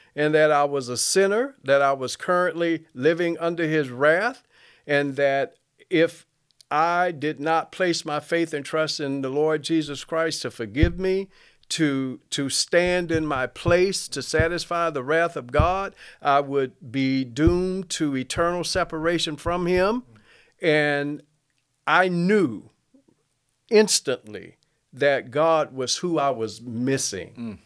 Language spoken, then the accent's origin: English; Mobile, Alabama, United States; I grew up in Mobile